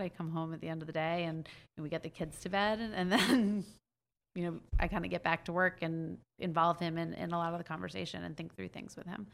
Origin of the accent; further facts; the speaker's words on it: New York, United States; I'm from New York